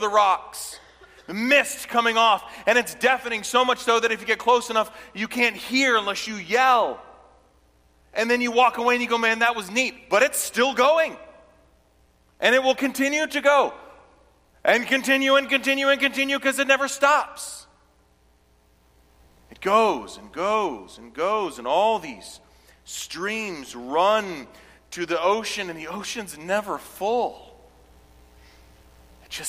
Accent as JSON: {"language": "English", "region": "South Carolina", "country": "United States", "tie": "born or raised there", "said": "I grew up in South Carolina"}